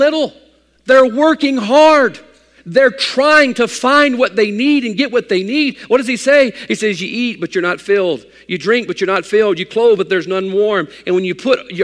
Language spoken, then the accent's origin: English; United States; I'm an American